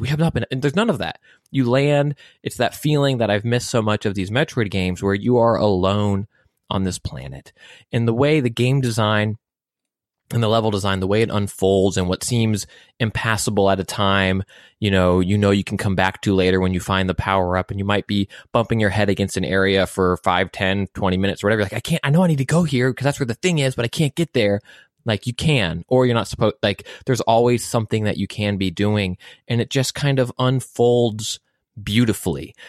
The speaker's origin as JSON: {"language": "English", "country": "United States", "said": "as an American"}